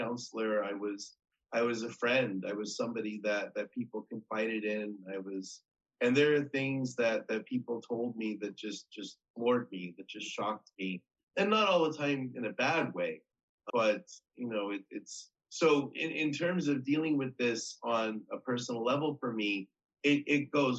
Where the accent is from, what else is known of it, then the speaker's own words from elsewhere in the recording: United States; I'm an American, and so that was a big thing.